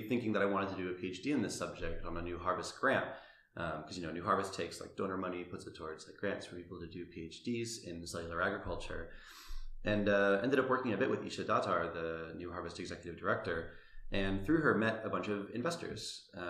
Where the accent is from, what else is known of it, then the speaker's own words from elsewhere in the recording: Salem, Massachusetts, United States; I grew up in Salem, Massachusetts, the one with the witches.